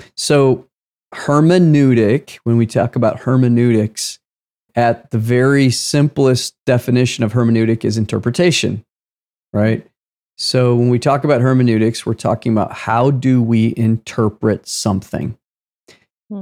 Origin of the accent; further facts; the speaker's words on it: United States; I was born in the United States of America